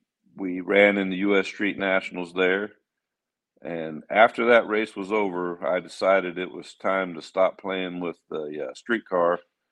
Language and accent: English; St. Charles, Missouri, United States; We came from St. Charles, Missouri, which is one of the hot rod capitals of America.